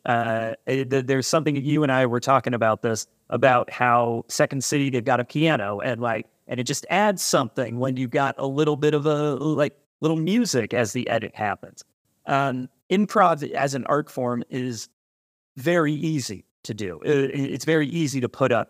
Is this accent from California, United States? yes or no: yes; California, United States; now in Chicago, United States; I grew up out in California